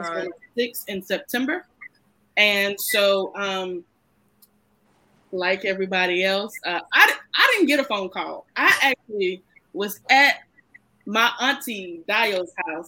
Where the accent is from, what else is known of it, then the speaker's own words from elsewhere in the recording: Chesapeake, Virginia, United States; also born or lived in Camilla, Georgia; I was born in Camilla, Georgia, but I was raised in Chesapeake, Virginia